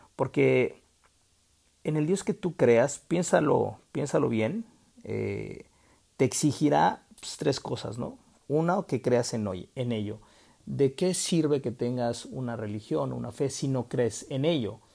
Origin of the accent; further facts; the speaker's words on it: Mexico; en mi país, que es México